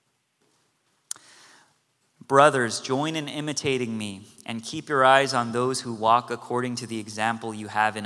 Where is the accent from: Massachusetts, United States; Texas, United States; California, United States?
California, United States; Cerritos; also born or lived in Korea; I grew up in Cerritos, California